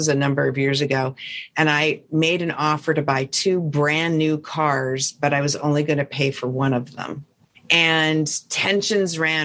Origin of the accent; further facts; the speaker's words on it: Montana, United States; I'm from Montana